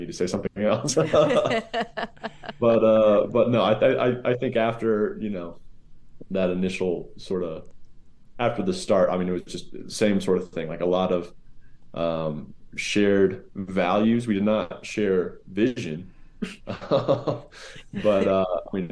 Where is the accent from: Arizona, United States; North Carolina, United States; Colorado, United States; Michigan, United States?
Colorado, United States; Denver; also born or lived in Beijing; I grew up in like the Denver area. We traveled around a whole bunch, but I mean, Denver was home base.